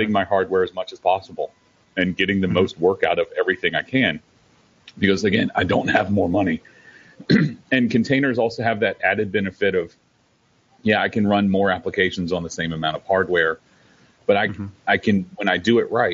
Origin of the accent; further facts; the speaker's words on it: the South, United States; I'm from the South